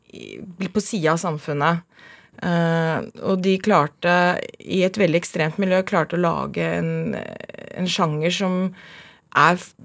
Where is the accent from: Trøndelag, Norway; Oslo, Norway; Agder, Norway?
Oslo, Norway; Jeg er fra, fra Oslo. Vokste opp og bodde første året på Manglerud, så flytta vi til Furuset, og så flytta vi til Mortensrud. Så jeg er veldig, veldig Oslo-jente.